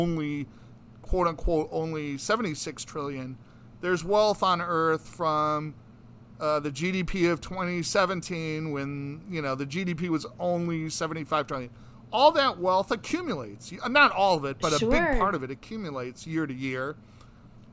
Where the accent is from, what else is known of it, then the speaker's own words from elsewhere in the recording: United States; also born or lived in New York City (lives near Columbia University); we were privileged to be born in the United States, and we're American citizens